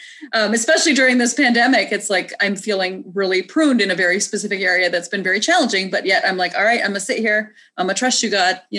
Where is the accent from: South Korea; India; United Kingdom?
India; Because I am very Indian.